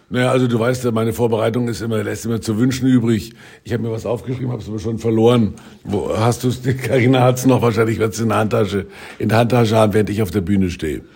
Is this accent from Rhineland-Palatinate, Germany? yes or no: no; Franconia, Bavaria, Germany; ich komme natürlich aus dem Fränkischen und da gab's den, den Fasching